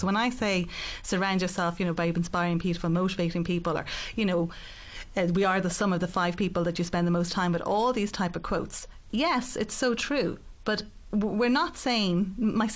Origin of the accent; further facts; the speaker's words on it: Ireland; also born or lived in Rome, Italy; I grew up in Rome. And at 10 years of age, I moved back to Ireland.